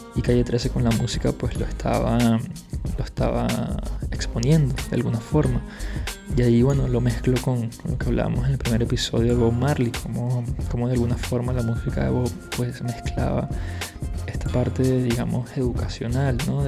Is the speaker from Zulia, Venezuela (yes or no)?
no; Caracas, Capital District, Venezuela; moved away; la zona en la que yo vivía en Venezuela